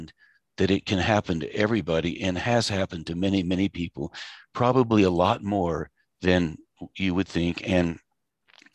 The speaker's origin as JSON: {"language": "English", "town": "Asheville", "region": "North Carolina", "country": "United States", "tie": "born or raised there", "said": "I grew up in Asheville. I grew up in the 50s."}